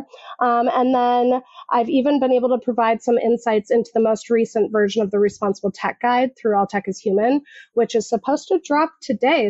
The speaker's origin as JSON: {"language": "English", "region": "Minnesota", "country": "United States", "said": "I'm just somebody from Minnesota."}